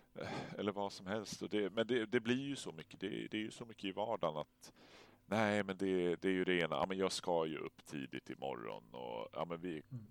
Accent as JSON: {"language": "Swedish", "town": "Stockholm", "region": "Stockholm County", "country": "Sweden", "tie": "born or raised there", "moved": "yes", "said": "Jag är ju född och uppvuxen i Vasastan"}